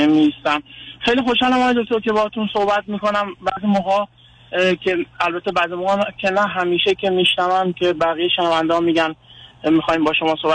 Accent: Afghanistan; moved away; بله ما من افغانستانی هستم و همسرم افغانستانی

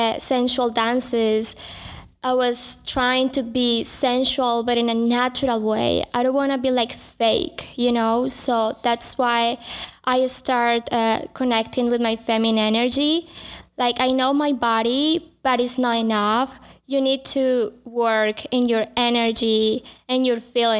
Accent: Colombia; moved away; I'm from Colombia

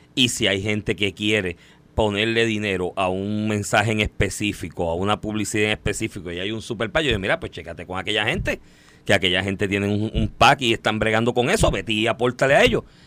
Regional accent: Puerto Rico

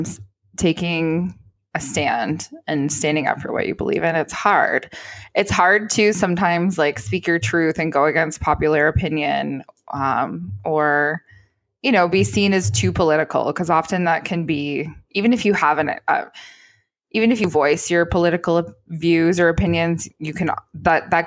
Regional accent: Canada; as a Canadian

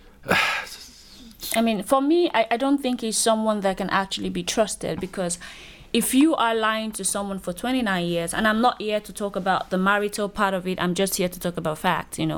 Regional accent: Nigeria; I'm a Nigerian lady

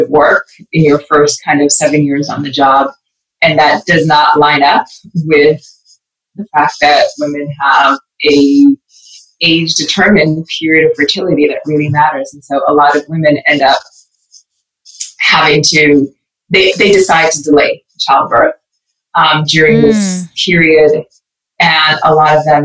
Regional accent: Edmonton, Alberta, Canada; born or raised there; also born or lived in Belize

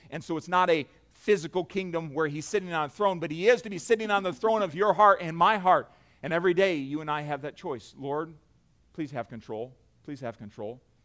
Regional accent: near Fort Wayne, Indiana, United States; I grew up near Fort Wayne

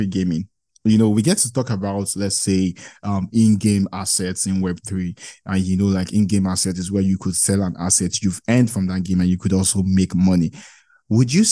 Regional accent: Nigeria; I'm from Nigeria

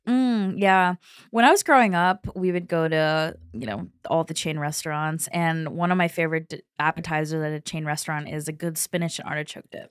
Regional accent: Kentucky, United States; I'm from Kentucky

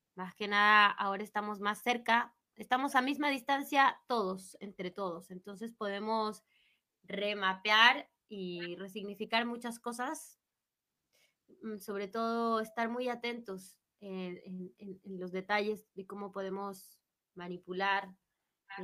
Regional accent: Mexico City, Mexico; yo soy de DF

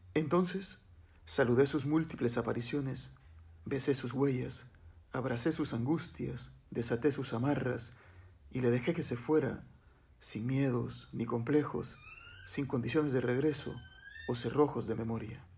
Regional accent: Honduras; also born or lived in El Progreso, Yoro; Soy de Honduras, vivo en la zona norte de Honduras, en una ciudad que se llama El Progreso.

